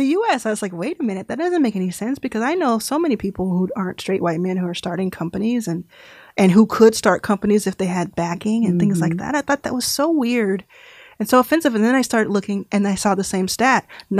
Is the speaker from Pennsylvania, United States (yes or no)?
no; Dallas, Texas, United States; I was actually in Texas. I grew up in Dallas.